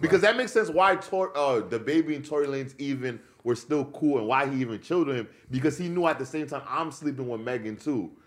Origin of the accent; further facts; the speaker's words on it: New York, United States; being a New Yorker